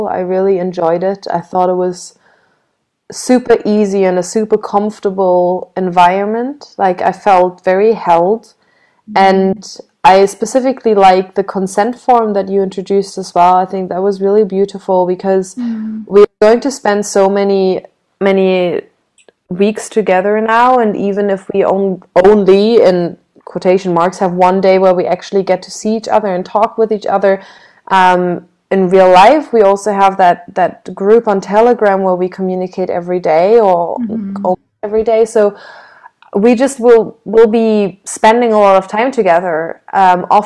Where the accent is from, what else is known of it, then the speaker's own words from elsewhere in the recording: Berlin, Germany; I had a really lovely time growing up in Berlin